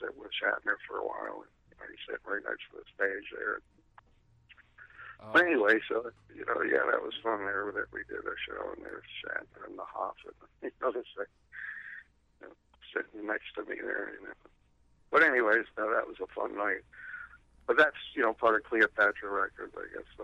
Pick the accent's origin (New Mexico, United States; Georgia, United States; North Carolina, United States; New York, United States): New York, United States; Endicott; now in San Diego, United States; my hometown of Endicott